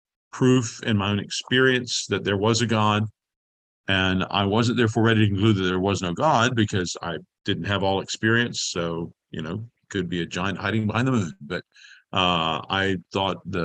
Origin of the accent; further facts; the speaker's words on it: Madisonville, Kentucky, United States; moved away; also born or lived in Boston / England; I was born in Madisonville, Kentucky, in 1960, in a nominally Christian home, parents going to a Southern Baptist church while I was a small child